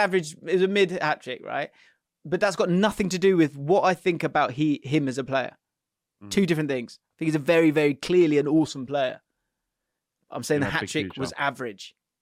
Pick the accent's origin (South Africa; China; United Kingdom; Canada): United Kingdom; England; now in United States; I coach youth football out here in the States. I'm originally from England.